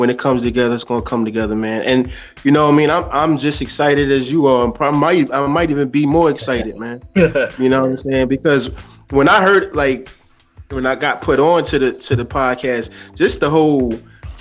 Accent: New York City, New York, United States; originally I'm from Staten Island, New York

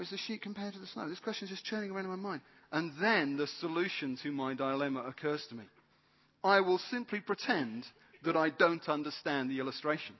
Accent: United Kingdom; I'm British.

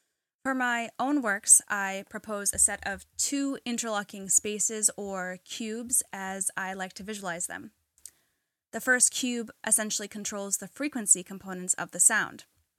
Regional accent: New England, United States; growing up in New England, there's a lot of different, you know, I like all the different shops

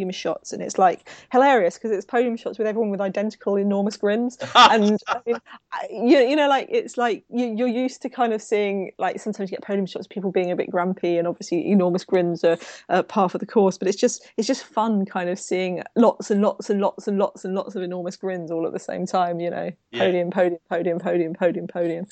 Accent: United Kingdom; as a Brit

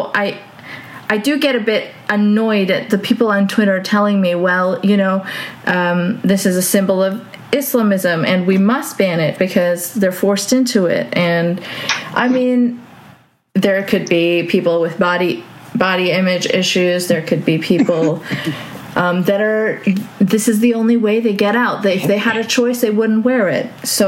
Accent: Saudi Arabia; growing up in Saudi, we lived in a compound. It was a Western compound.

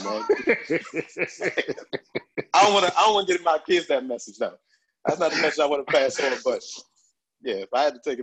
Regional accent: Suitland, Maryland, United States; growing up in Suitman, we had a computer lab

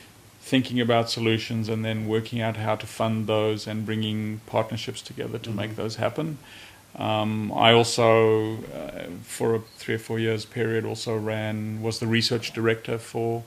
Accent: Johannesburg, Gauteng, South Africa; moved away as an adult; I grew up in Johannesburg, went to University of Witwatersrand to do mining engineering

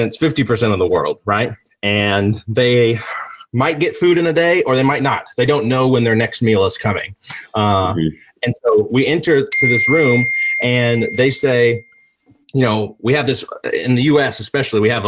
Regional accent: United States; I was born in the United States

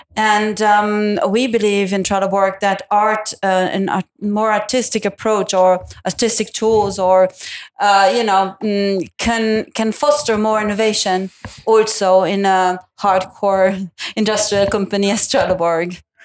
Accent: Italy; also born or lived in Milan; Italian with a German background, and I live in Milan.

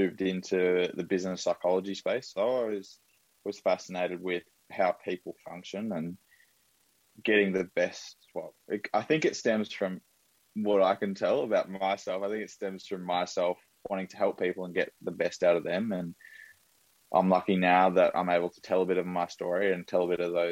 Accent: Brisbane, Queensland, Australia; I'm in Brisbane. So I grew up in Brisbane, born and bred.

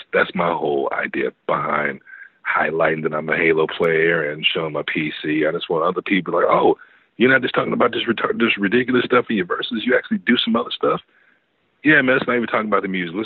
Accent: West Coast, United States; I'm from the West Coast

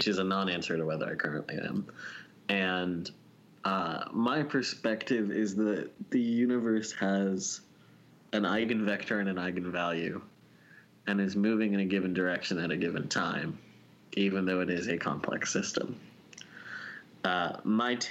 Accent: Connecticut, United States; also born or lived in California; now in Washington, D.C., United States; I'm from a very small town in Connecticut

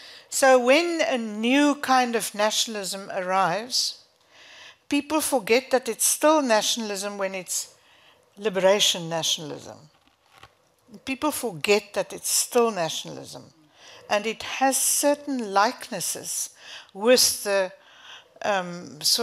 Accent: South Africa; moved away as an adult; I moved away from South Africa in 2019.

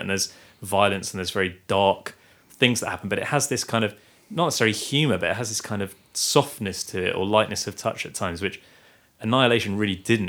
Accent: Guernsey; we are from Guernsey, live in Guernsey

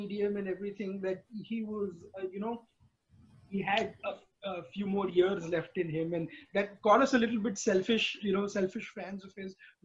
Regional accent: India; born or raised there; moved away as an adult

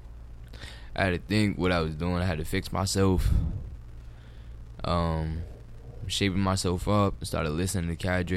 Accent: New York, United States; now in Prince George's County, Maryland, United States; I'm from New York, Spanish Harlem.

